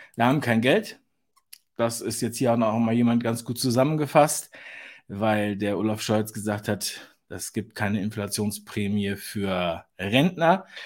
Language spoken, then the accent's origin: German; Berlin, Germany; ich bin ja Berliner, geborener Berliner.